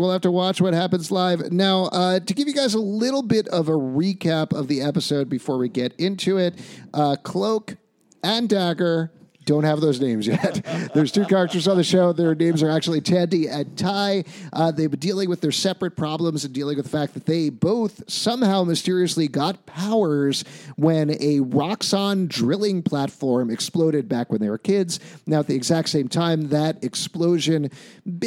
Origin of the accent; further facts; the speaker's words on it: New York, United States; as a New Yorker